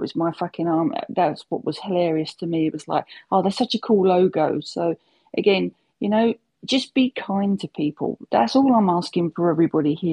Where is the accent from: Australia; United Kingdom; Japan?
United Kingdom; I'm old and I'm British.